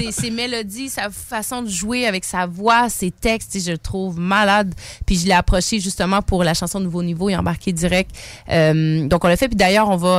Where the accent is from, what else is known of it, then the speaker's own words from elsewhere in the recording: Quebec City, Quebec, Canada; Mon père est sénégalais, ma mère est québécoise. J'ai grandi à Limoilou